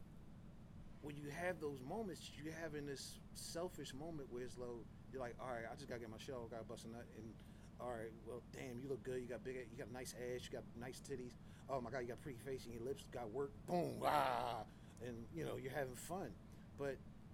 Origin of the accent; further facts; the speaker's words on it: Philadelphia, Pennsylvania, United States; I'm from Philly, so I lived behind a fucking art museum.